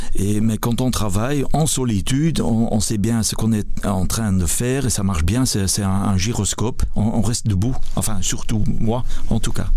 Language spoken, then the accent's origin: French; Flanders, Belgium; je suis flamand